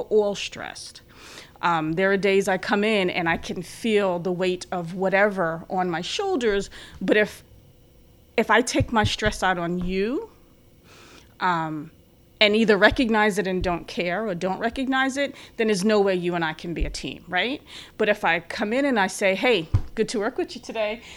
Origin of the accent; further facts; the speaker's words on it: New York City, New York, United States; moved away as an adult; also born or lived in Long Island / Albany; I'm from the Bronx in Long Island